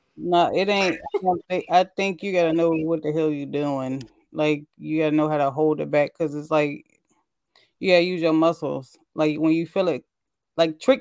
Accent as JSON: {"language": "English", "region": "Midwest", "country": "United States", "said": "I said the Midwest"}